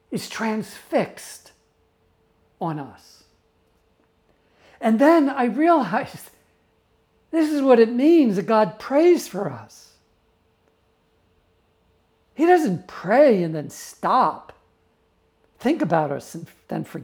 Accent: New York, United States; I grew up in New York

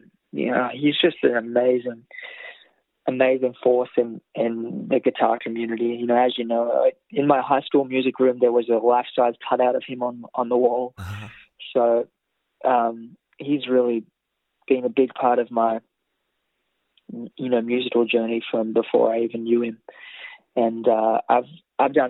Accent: Tamagog, New South Wales, Australia; moved away as an adult; now in Nashville, United States; I'm from Temagog. I'm not from Sydney

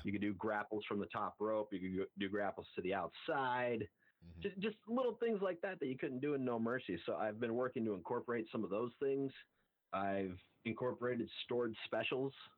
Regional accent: Montana, United States; I'm from Montana, I'm from a ranching family

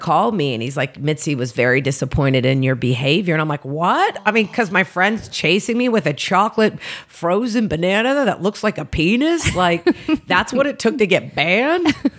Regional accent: Oklahoma City, Oklahoma, United States; moved away as an adult; now in Los Angeles, United States; I'm originally from Oklahoma City, born and raised

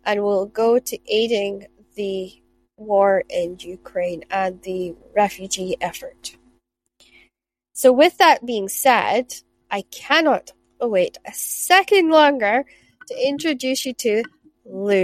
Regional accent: Shetland, Scotland, United Kingdom; I grew up in Shetland where we had selkies and mermaids

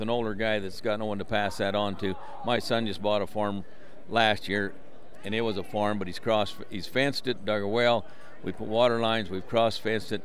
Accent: Garland, Utah, United States; I grew up in Tremont and Garland, Utah, in Box Elder County

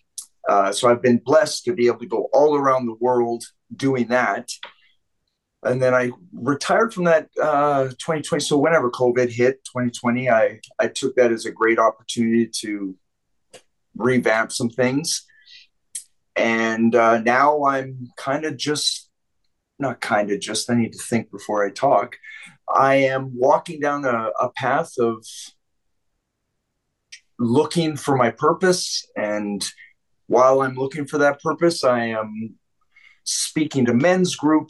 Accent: Vancouver, British Columbia, Canada; moved away; I grew up in Vancouver

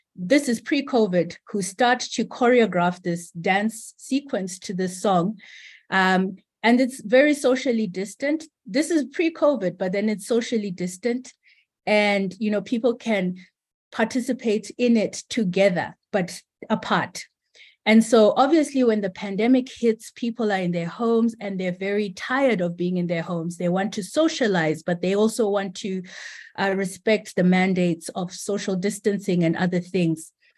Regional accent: Zimbabwe; I am from Zimbabwe

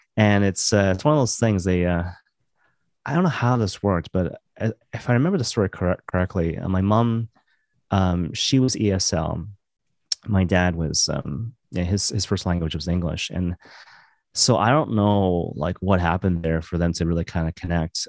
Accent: Maple Ridge, British Columbia, Canada; moved away as an adult; also born or lived in Vancouver / Halifax; now in Toronto, Canada; I grew up in Maple Ridge, and I, I, I moved to Vancouver, um, kinda later on

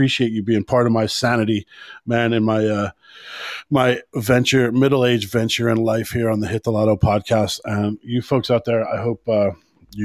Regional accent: United States; now in Ireland; I'm American still

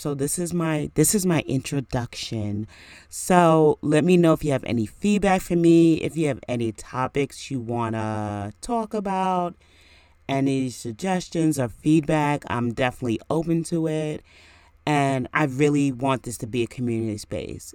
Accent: New York, United States; now in New Jersey, United States; I am from New York, and I'm currently in New Jersey now

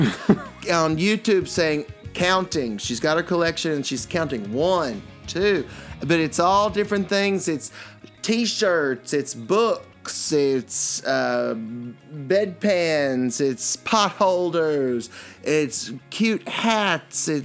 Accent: New York City, New York, United States; my hometown, New York City

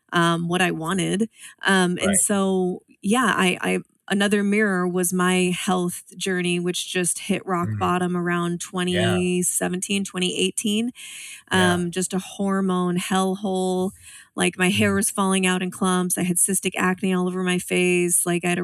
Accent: Spokane, Washington, United States; also born or lived in Seattle; I actually moved back home to my hometown, Spokane, Washington

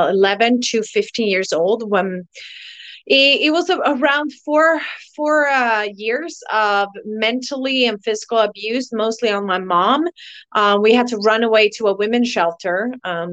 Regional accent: Tyresö, Stockholm County, Sweden; now in Costa Rica; I'm actually from Sweden in a little small town called Tyresö, but I'm living in Costa Rica

